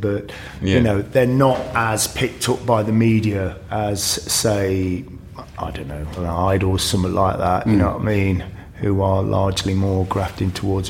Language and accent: English; Grantham, East Midlands, United Kingdom; moved away; also born or lived in Nottingham; I'm from Grantham.